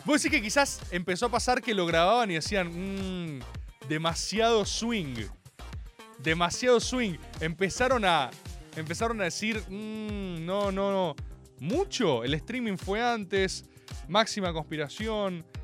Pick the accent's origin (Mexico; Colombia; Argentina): Argentina; Maga no es información, es conjetura, que es lo más aproximado a la verdad que tenemos como argentinos.